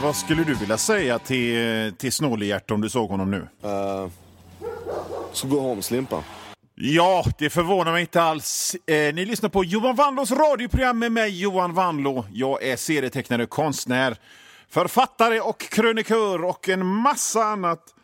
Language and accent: Swedish; Gothenburg, Västra Götaland, Sweden; jag är från Göteborg